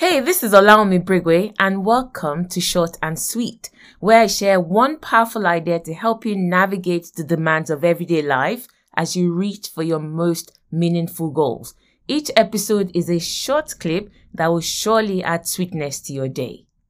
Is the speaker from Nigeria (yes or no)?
yes; Nigeria; our food, Nigerians, is very spicy